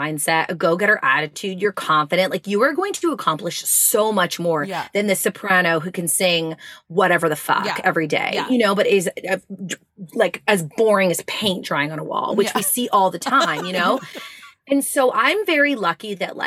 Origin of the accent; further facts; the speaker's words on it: Montreal, Quebec, Canada; also born or lived in Longueuil; I am born and raised in Montreal.